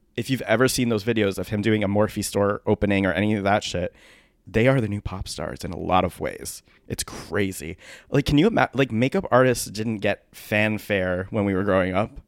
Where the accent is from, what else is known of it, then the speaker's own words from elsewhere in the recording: Milford, Connecticut, United States; my hometown of Milford, Connecticut